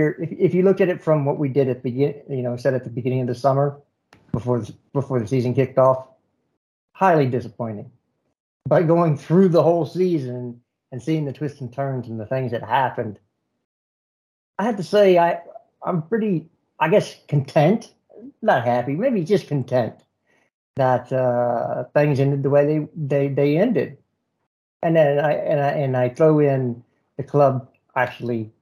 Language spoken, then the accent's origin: English; United States; me being American